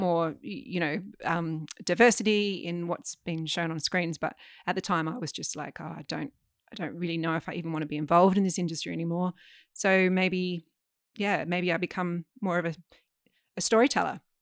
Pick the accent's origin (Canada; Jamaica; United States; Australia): Australia; Adelaide, South Australia; growing up in Adelaide